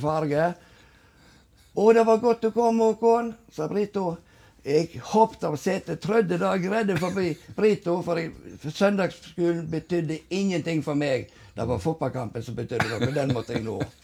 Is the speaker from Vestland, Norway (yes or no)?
yes; Husnes, Vestland, Norway; Og jeg vokste opp alene i Buksensteigen i lag med mamma